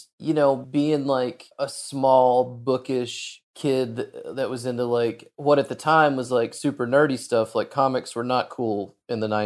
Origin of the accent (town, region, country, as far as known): Arkansas, United States; born or raised there; moved away